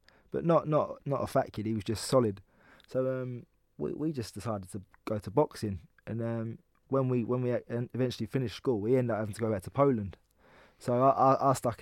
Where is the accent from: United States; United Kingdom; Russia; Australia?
United Kingdom; London; I'm from Islington